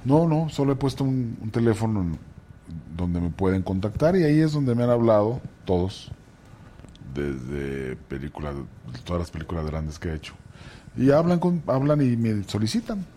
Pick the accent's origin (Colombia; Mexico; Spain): Mexico; Tepic, Nayarit; also born or lived in Ciudad Juárez; now in Mexico City, Mexico; Soy de Nayarit